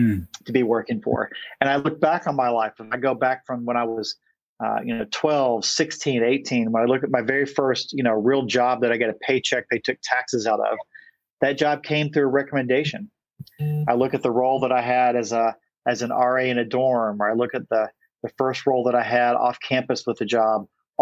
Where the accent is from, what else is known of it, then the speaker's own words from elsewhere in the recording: Eastern Kentucky, United States; moved away; I grew up in Eastern Kentucky. It's a coal mining community.